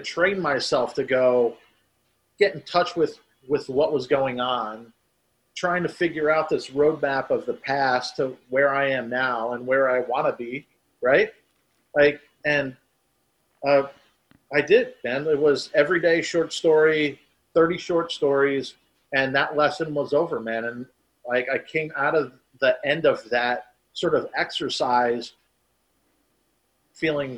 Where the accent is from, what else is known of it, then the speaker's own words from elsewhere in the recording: New Jersey, United States; now in Florida, United States; when I grew up in New Jersey. So yeah, leaving New Jersey, coming to Florida